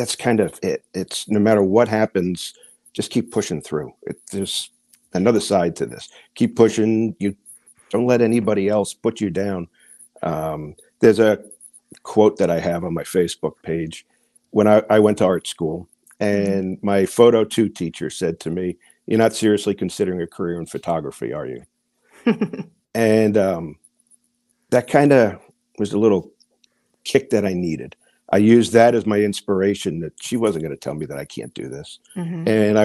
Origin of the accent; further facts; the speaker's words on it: New Jersey, United States; moved away as an adult; also born or lived in Washington, D.C.; I'm from, I grew up in Jersey, Central Jersey